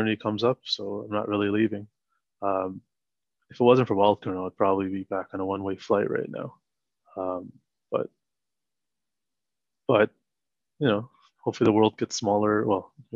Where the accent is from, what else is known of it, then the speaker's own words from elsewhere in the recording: Toronto, Ontario, Canada; moved away as an adult; also born or lived in Sri Lanka / Montreal, Canada; now in United Kingdom; I'm from Toronto and all my close friends are in Toronto.